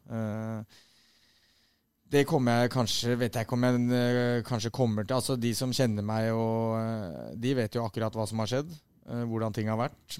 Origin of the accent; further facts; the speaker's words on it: Oslo, Norway; moved away as an adult; jeg er fra Vålerenga og vokste opp